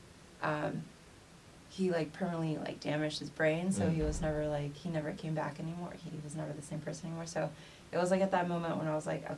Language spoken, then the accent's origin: English; Orange County, Southern California, United States; I grew up in Southern California, specifically Orange County